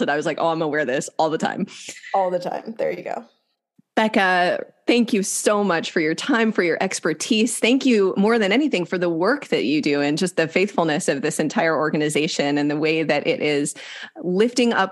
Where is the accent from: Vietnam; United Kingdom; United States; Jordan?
United States; Wisconsin; now in Southern California, United States; They're with me in Southern California. They were with me growing up in Northern Wisconsin.